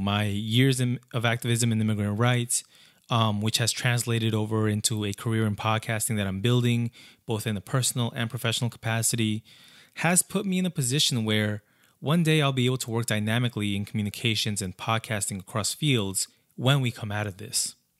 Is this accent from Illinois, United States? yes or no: no; Brentwood, New York, United States; on Long Island, specifically Brentwood, one of the largest communities of immigrants, like, that's my hometown